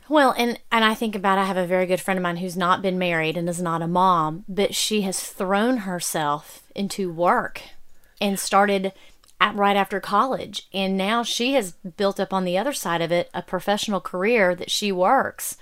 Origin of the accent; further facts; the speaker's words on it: Alabama, United States; I grew up down here in Alabama